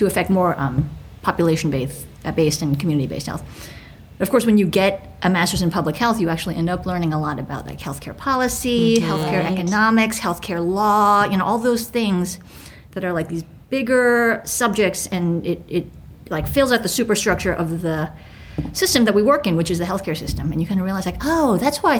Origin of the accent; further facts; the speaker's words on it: New York City, New York, United States; I grew up in Manhattan in New York City